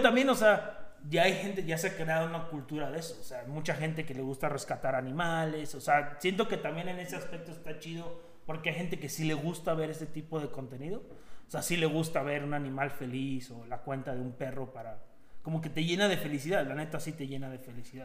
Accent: Mexico; now in Jasper, Canada; siendo mexicanos aquí en Canadá

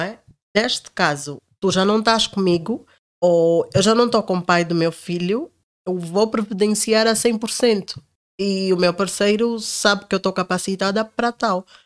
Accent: Angola; moved away; Eu sou angolana, africana

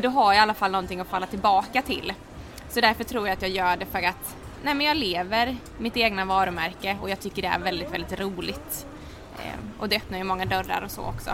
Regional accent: Halmstad, Halland County, Sweden; moved away as an adult; also born or lived in Oslo, Norway; now in Stockholm, Sweden; Jag är född och uppvuxen i Halmstad

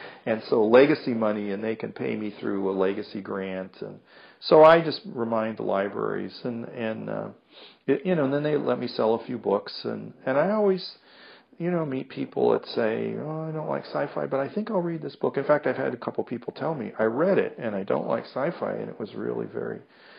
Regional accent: England, United Kingdom; I don't think it's England, being English, but big cities, people, you know, are kind of shut down.

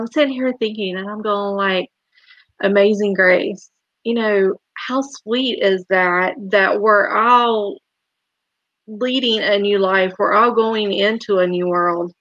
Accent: the South, United States; growing up in the South

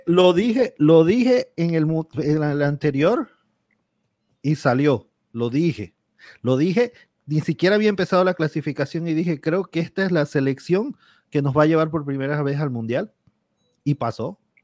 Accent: Panama; yo como panameño

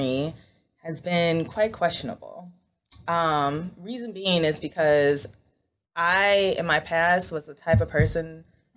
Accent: Schaumburg, Illinois, United States; also born or lived in Chicago; I am from a suburb of Chicago named Schaumburg

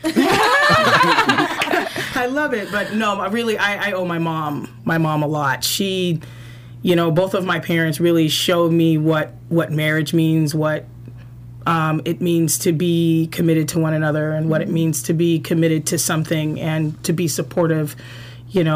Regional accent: Corona, California, United States; I'm literally from Corona, California

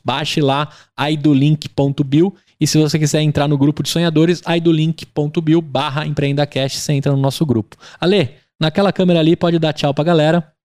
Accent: Brazil; nós como brasileiros

